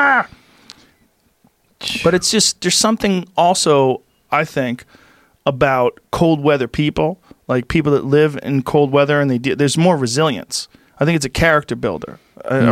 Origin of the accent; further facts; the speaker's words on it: Boston, Massachusetts, United States; moved away; I grew up in Boston